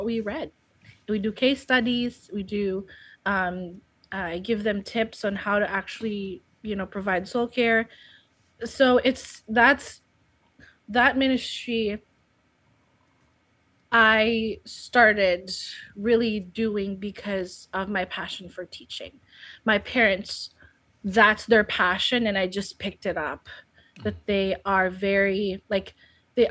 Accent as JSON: {"language": "English", "country": "Philippines", "second_language": "English", "moved": "as an adult", "lives_now": "United States", "said": "I was intending to go back to the Philippines after studying."}